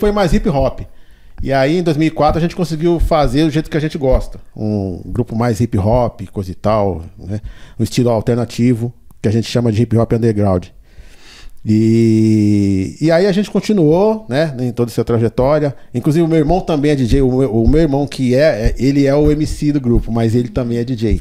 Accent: São Paulo, Brazil; also born or lived in Diadema; quando eu tinha um ano, aí a gente veio pro Capão Redondo, onde a gente ficou

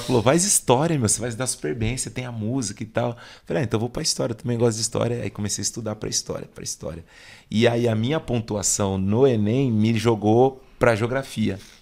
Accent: Embu das Artes, São Paulo, Brazil; also born or lived in Saúde, São Paulo; eu só nasci lá, mas eu já vim para Embu das Artes. Ah, eu moro na zona leste de Embu das Artes

